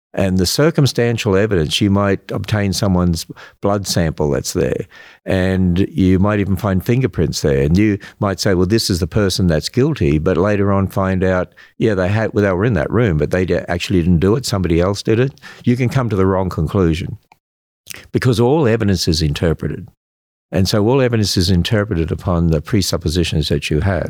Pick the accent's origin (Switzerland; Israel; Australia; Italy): Australia; accent: Australian; now in United States; I'm an Australian. Yeah, I hope you can, I hope I still have that accent.